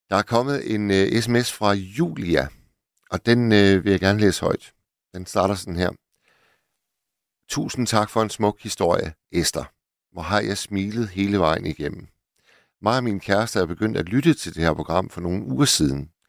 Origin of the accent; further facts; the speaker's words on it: Hirtshals, North Denmark Region, Denmark; Jeg er gammel havnearbejder fra Hirtshals